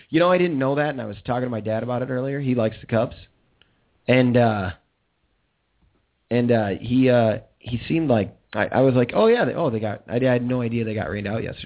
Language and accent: English; Kirkland, Illinois, United States; moved away; also born or lived in Chicago; Growing up in Iowa is very similar to growing up in Kirkland, Illinois, and I enjoyed Kirkland, Illinois a lot